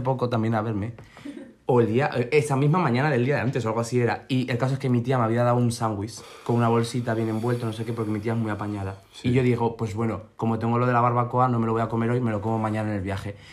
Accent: La Rioja, Spain; moved away; also born or lived in Madrid; soy de La mm. Rioja

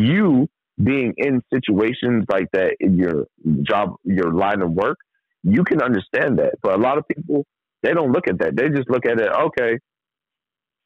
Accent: New York City, New York, United States; also born or lived in Trinidad and Tobago; I'm from New York City, and I was, you know, originally born in Trinidad, raised in New York City

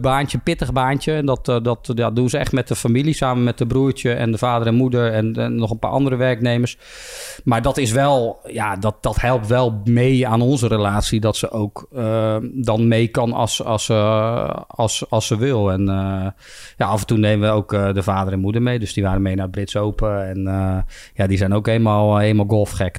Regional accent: Bergschenhoek, South Holland, Netherlands; also born or lived in Belgium; ik ben hier opgegroeid. Mijn vrienden zitten hier

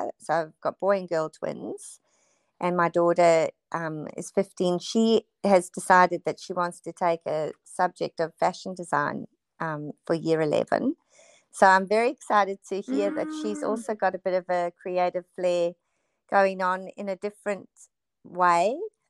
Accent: South Africa; now in Noosa, Australia; we moved from South Africa just due to really bad unrest and horrible circumstances. So I moved straight to Noosa, where we had family living here.

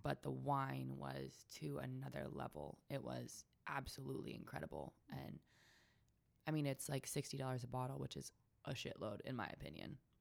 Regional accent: Sonoma County, California, United States; also born or lived in Ojai, California; I grew up in Sonoma County.

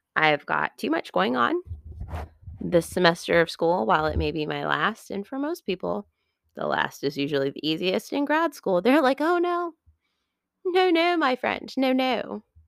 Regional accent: United States; I'm from America

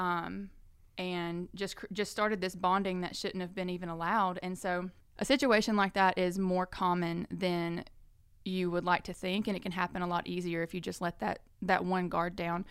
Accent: Birmingham, Alabama, United States; now in Florence, United States; I'm originally from Birmingham

